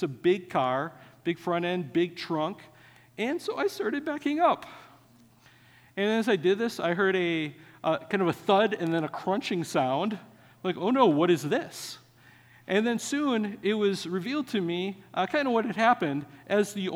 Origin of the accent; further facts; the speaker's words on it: Wisconsin, United States; I grew up in Wisconsin.